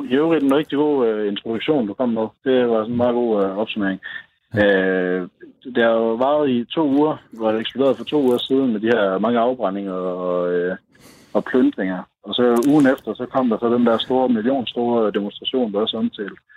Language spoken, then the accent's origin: Danish; Støvring, North Denmark Region, Denmark; moved away as an adult; also born or lived in Aarhus; now in Santiago, Chile; jeg kommer fra Støvring, men, øh, men øh, studerede i, i Aarhus, og der, øh, der mødte jeg så en, øh, en chilensk pige, som øh, blev forelsket i, og så øh, gik det, som det gik, at jeg tog til Chile for at bo med hende